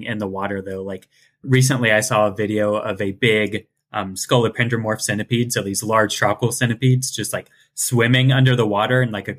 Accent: Ohio, United States; I'm from Ohio and the ocean is a bit far away.

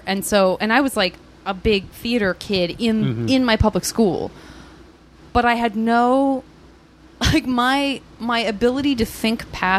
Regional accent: Tucson, Arizona, United States; I'm from Tucson, Arizona.

